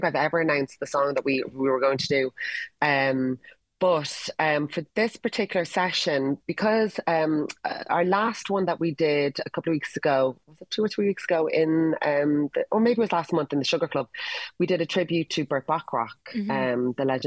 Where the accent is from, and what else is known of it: Ireland